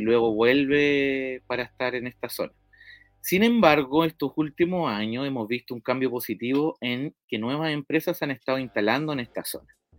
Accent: La Pintana, Santiago Metropolitan Region, Chile; yo soy eh, oriundo de La Pintana

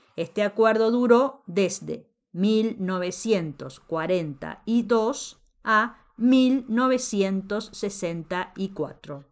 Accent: Mexico; En México también decimos

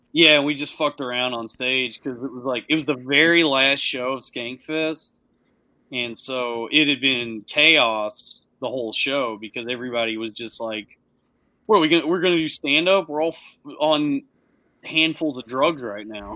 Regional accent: the South, United States; I was, I was raised up in the South

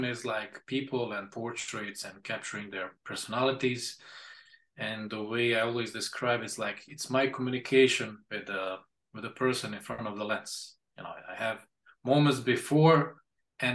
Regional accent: Imotski, Split-Dalmatia County, Croatia; also born or lived in Stuttgart, Germany; I came to Imotski, spent some years here

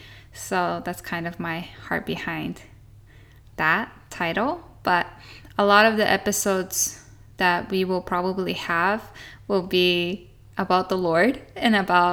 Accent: Japan; also born or lived in Australia; I'm a Japanese American and I'm a third generation missionary in Japan. And I grew up in Japan my whole life

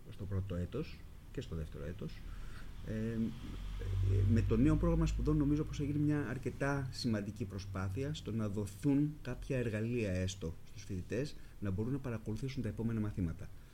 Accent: Greece; also born or lived in United States / Germany; αισθανόμουν πιο οικία στο περιβάλλον της Ελλάδας

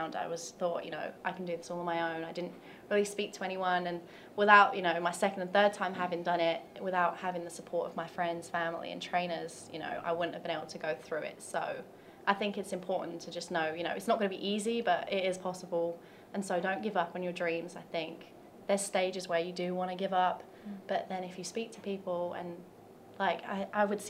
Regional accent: London, United Kingdom; moved away as an adult; now in Tennessee, United States; I'm from London, England

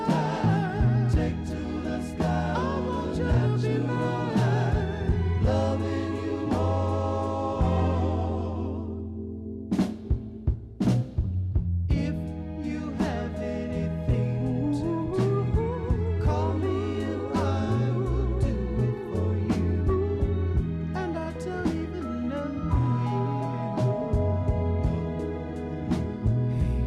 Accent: Chicago, Illinois, United States; growing up in Chicago in the 60s, 70s, and 80s

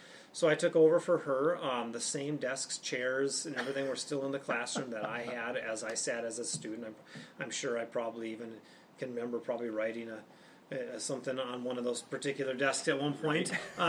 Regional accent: Moorhead, Minnesota, United States; So I grew up in Moorhead, Minnesota. I'm a Flatlander at heart.

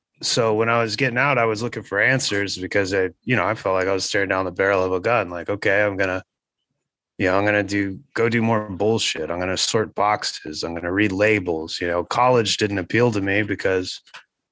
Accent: United States; growing up in America

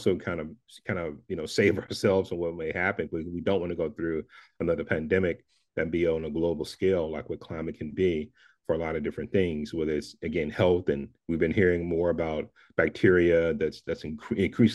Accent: Dallas, Texas, United States; growing up in Dallas, Texas

